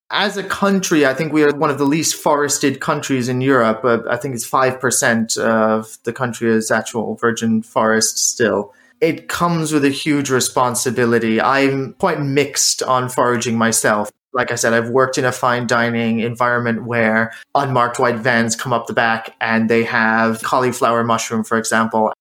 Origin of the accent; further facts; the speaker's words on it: United States; moved away as an adult; also born or lived in Ireland; now in Winchester, United Kingdom; I grew up in the States through university